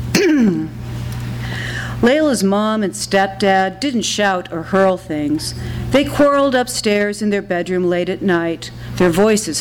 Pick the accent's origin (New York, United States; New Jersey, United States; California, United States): California, United States; Los Angeles; moved away as an adult; also born or lived in Athens, Georgia; I was born and raised in Los Angeles